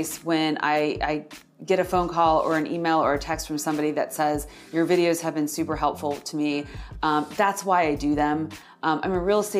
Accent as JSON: {"language": "English", "region": "Florida", "country": "United States", "tie": "born or raised there", "said": "I grew up in Florida."}